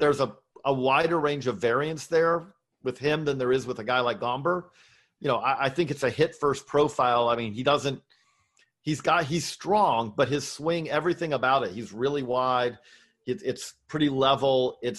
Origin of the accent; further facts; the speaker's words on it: Georgia, United States; I grew up in Middle Georgia.